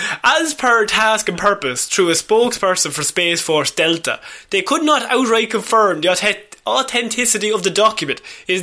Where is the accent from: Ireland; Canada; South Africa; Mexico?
Ireland; As Irish people, we can relate.